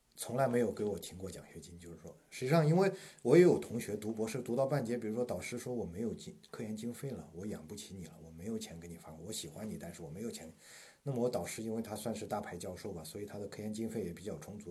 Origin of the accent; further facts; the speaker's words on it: China; moved away as an adult; now in United States; 我们中国学生